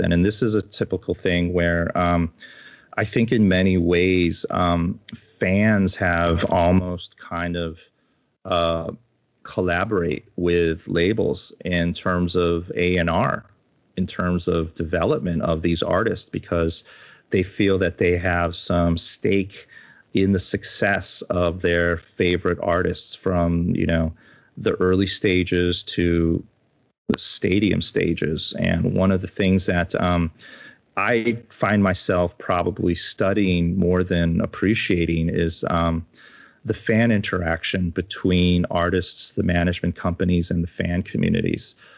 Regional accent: United States; I grew up in the States. I was born in the States. I got schooled in the States

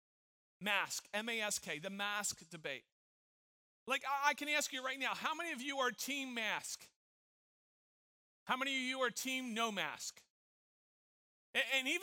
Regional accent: Tampa, Florida, United States; moved away; I grew up in Tampa Bay

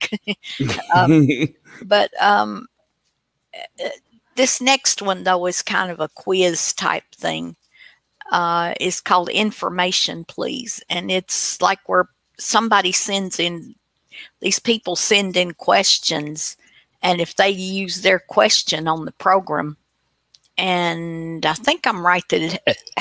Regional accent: Tennessee, United States; I'm from Tennessee

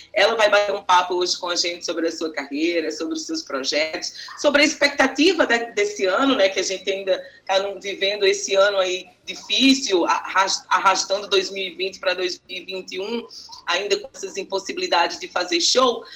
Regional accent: Paraíba, Brazil; paraibana cinéfila também

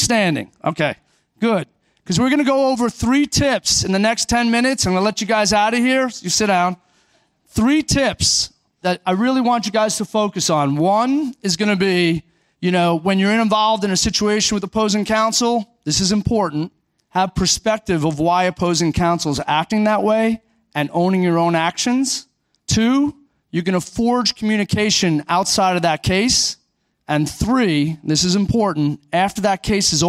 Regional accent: Orlando, Florida, United States; I'm from Orlando

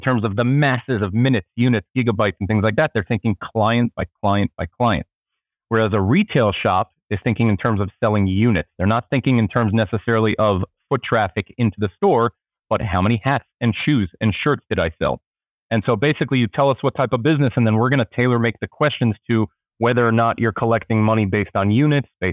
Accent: Israel; also born or lived in Miami, United States; now in New York, United States; I currently live in New York, although I'm originally from Israel and lived for a very long time in Miami.

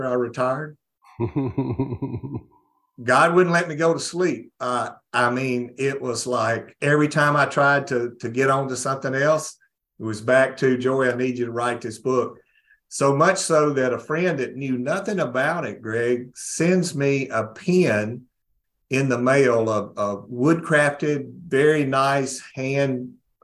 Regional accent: North Mississippi, United States; I was raised in North Mississippi

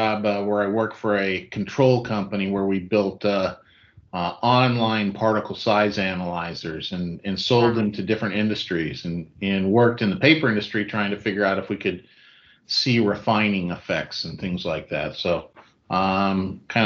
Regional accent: Seattle, Washington, United States; moved away; also born or lived in Idaho; I was born and raised in Seattle, Washington area

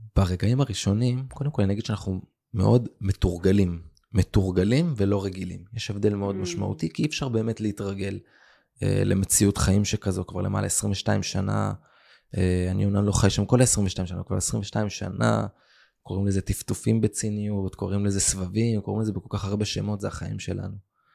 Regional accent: Israel; also born or lived in Kfar Aza, Israel; גדלתי, האמת שדווקא גדלתי פה באזור, אה. אה, עם הרבה גלגולים

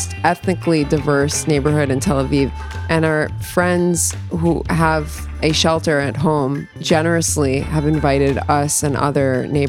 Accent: United States; now in Israel; an American Jewish liberal

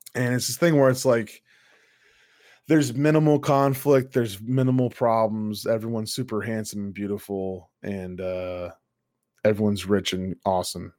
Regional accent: United States; I'm an American

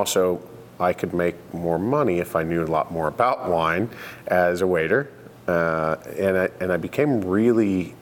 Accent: Houston, Texas, United States; moved away as an adult; also born or lived in Denver, Colorado / Ohio; now in Oregon, United States; Grew up, spent most of my life, almost all my life in Houston, Texas

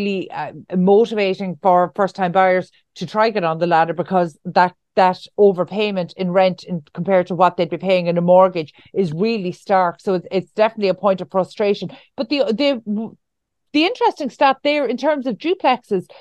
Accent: Ireland; as Irish people

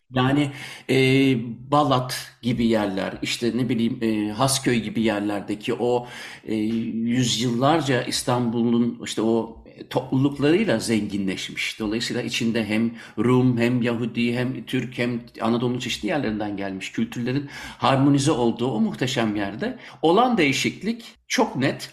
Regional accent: Munich, Bavaria, Germany; now in Belgium; ben e, Münih'te doğdum, şimdi Belçika'da yaşıyorum.

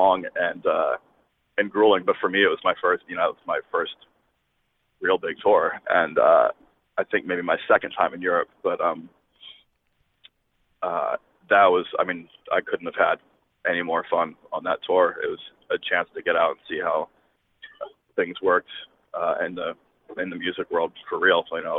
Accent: Washington, District of Columbia, United States; moved away; I grew up in Washington, D.C.

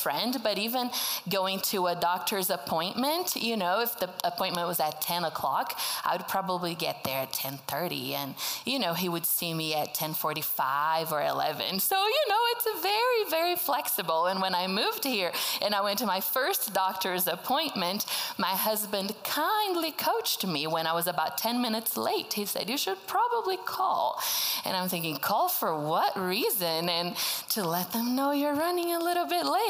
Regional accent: Brazil; first language Portuguese; English is a second language; moved away as an adult; now in United States; I was born and raised in Brazil, spoke Portuguese my whole life. That's why I talk like this, have a little accent.

